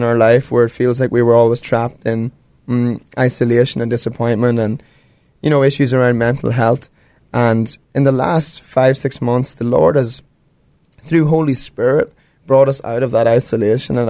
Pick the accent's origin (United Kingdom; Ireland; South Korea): Ireland; moved away; I'm from Ireland